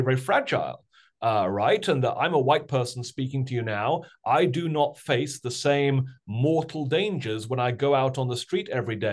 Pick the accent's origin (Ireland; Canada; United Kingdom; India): United Kingdom; accent: British; now in United States; I also grew up in Britain, of course, as folks will probably be able to tell from my strange British accent.